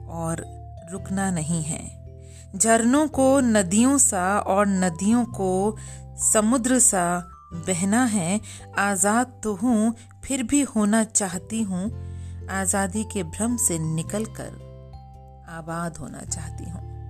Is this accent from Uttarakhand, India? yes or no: yes; Dehradun, Uttarakhand, India; हमारे शहर देहरादून में